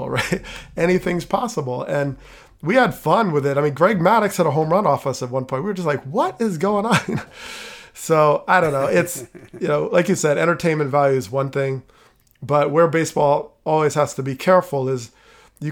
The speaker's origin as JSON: {"language": "English", "region": "New Jersey", "country": "United States", "tie": "born or raised there", "said": "I grew up in New Jersey, North Jersey"}